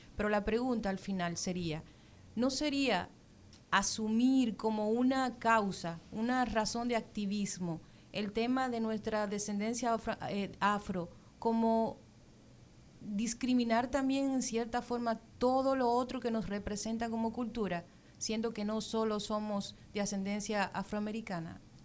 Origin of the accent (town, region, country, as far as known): Dominican Republic